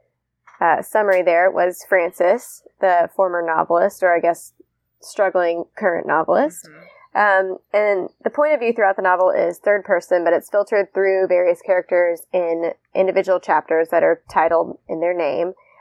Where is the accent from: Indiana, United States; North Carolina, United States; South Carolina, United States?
Indiana, United States; moved away; I'm also a Midwesterner. I'm from Indiana originally. Don't live there anymore